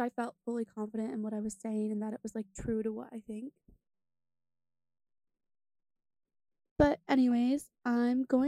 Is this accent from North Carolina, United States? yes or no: no; New York, United States; I'm from New York